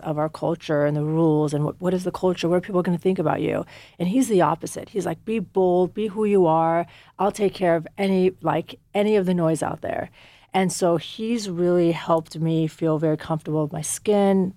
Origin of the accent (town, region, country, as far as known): United States; born or raised there; also born or lived in Afghanistan